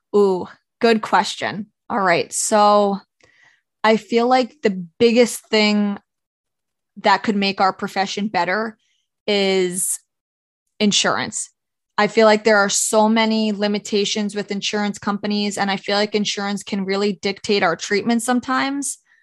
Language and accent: English; Orange County, New York, United States; I'm from Orange County, New York